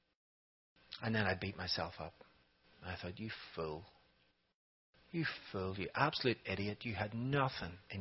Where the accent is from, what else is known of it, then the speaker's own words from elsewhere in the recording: Ireland; moved away as an adult; now in Raleigh, United States; I'm from Ireland